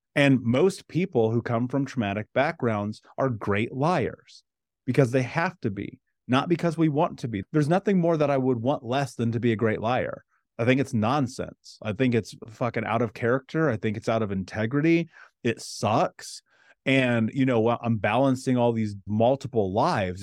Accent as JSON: {"language": "English", "town": "Indianapolis", "region": "Indiana", "country": "United States", "tie": "born or raised there", "said": "I grew up in Indianapolis, in America"}